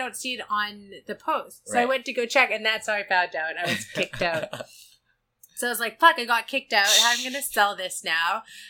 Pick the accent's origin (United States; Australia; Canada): Canada; Vancouver, British Columbia; I am from Vancouver.